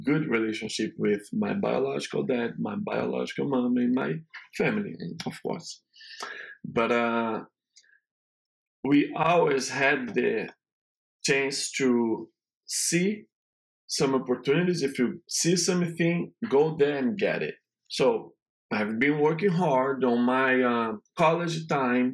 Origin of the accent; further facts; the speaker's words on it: Rio de Janeiro, Brazil; English is a second language; moved away as an adult; also born or lived in Boston, United States; now in Atlanta, United States; I'm from Brazil in an area in Rio de Janeiro that is an area very complicated with situation because a lot of favelas